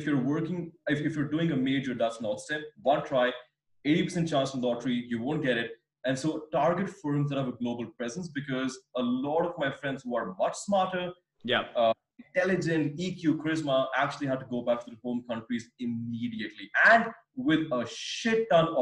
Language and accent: English; India; moved away as an adult; also born or lived in San Francisco, United States / London, United Kingdom; courtesy of being Indian